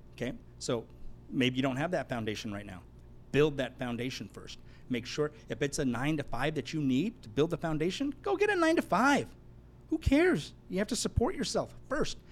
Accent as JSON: {"language": "English", "town": "Los Angeles", "region": "California", "country": "United States", "tie": "born or raised there", "also_born_or_lived": "Hawaii", "moved": "yes", "lives_now": "San Diego, United States", "said": "I'm that kid from the San Fernando Valley that touched the Lamborghini Countach"}